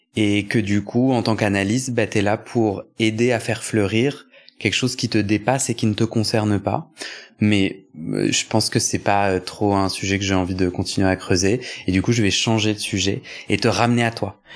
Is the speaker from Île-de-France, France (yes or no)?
yes; Versailles, Île-de-France, France; moi j'ai grandi à Versailles